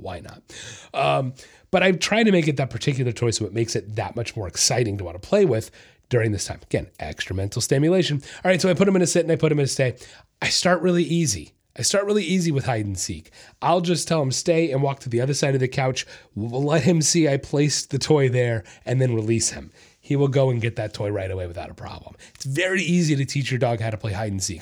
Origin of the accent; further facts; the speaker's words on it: Florida, United States; I'm from Florida